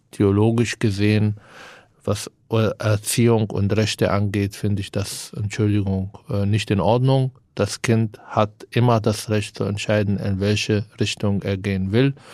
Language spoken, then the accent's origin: German; Palestine; now in Germany; Sag ja, ich bin äh, seit 16 Jahren hier, aber bin Palästinenser.